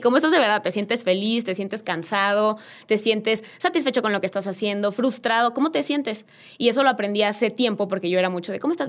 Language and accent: Spanish; Querétaro, Mexico; yo soy queretana, 100%